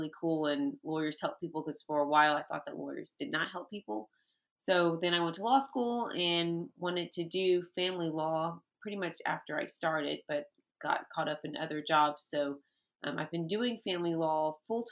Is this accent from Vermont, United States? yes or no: no; Texas, United States; moved away as an adult; also born or lived in Washington, D.C. area; I'm from Texas. I was not born here, but I grew up in Texas